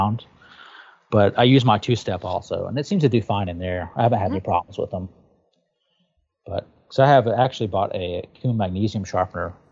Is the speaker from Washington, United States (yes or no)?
no; Tennessee, United States; moved away; I'm from Tennessee originally